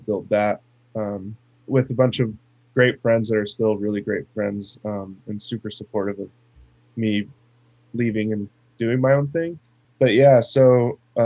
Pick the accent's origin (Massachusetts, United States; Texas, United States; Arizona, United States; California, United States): Arizona, United States; moved away as an adult; I grew up born and raised in Arizona, and lived there my whole life, literally up until about a month ago